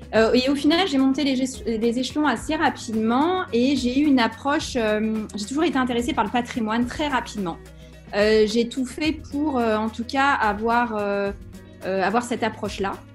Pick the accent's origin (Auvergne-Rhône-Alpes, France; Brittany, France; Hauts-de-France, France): Brittany, France; Saint-Brieuc; je suis née à Saint-Brieuc, donc dans les Côtes d'Armor. Je suis une bretonne de pure souche